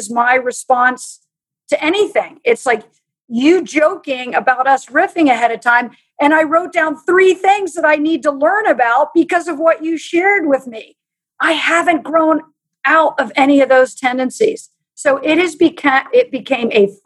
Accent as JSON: {"language": "English", "country": "United States", "tie": "born or raised there", "said": "I grew up in Amish country"}